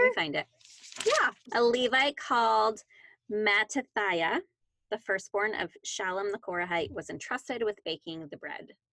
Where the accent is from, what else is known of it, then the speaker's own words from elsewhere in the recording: Canada; moved away; I'm an American who was born in Canada and grew up there.